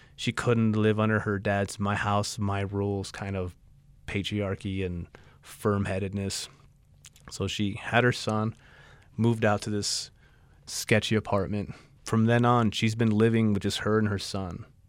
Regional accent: El Paso, Texas, United States; now in Tucson, United States; I'm from El Paso, Texas originally, and I live in Tucson, Arizona

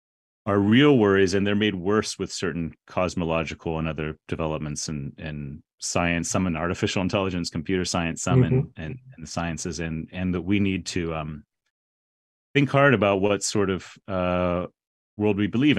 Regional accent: San Antonio, Texas, United States; Yeah, well, I grew up in San Antonio, Texas, going to Church of Christ, it was called.

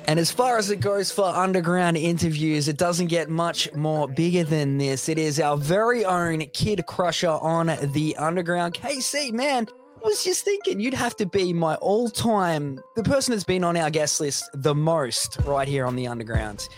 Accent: Australia

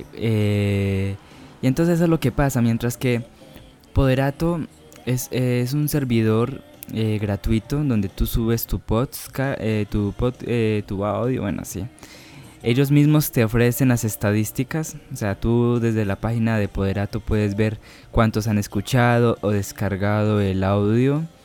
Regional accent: Medellín, Antioquia, Colombia; accent: paisa; no sé si tendría el acento paisa que, que todos suelen imaginar cuando digo que soy de Medellín, del Valle de Aburrá, Antioquia

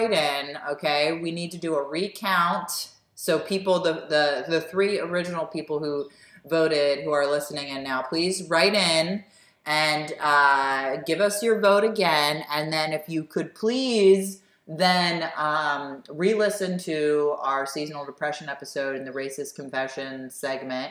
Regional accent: United States; being in America, born and raised in the United States

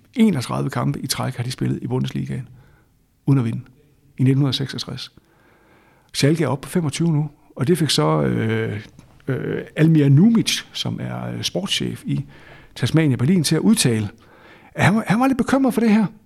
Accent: Aalborg, North Denmark Region, Denmark; jeg kommer fra Aalborg, og har, har jo ligesom fået min fodboldopvækst på Aalborg Stadion

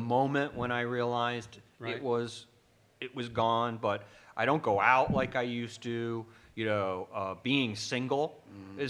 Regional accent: Evanston, Illinois, United States; also born or lived in Chicago, Illinois; I'm from Evanston, Illinois

